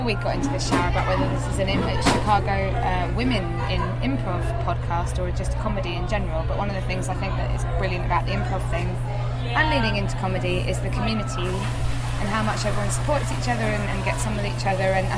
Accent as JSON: {"language": "English", "region": "England", "country": "United Kingdom", "said": "we're English"}